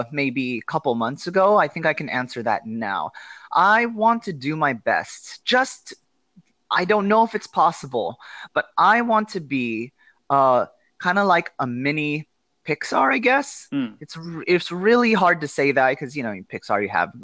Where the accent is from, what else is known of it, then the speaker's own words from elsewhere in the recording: Los Angeles, California, United States; moved away as an adult; also born or lived in Philippines / China; I am born and raised in Los Angeles. I've been here my whole life